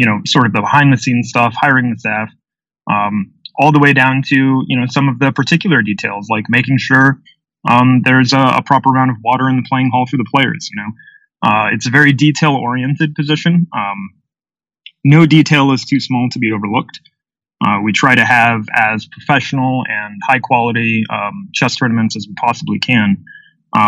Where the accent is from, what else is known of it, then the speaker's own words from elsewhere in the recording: Peoria, Illinois, United States; my hometown here in Peoria, Illinois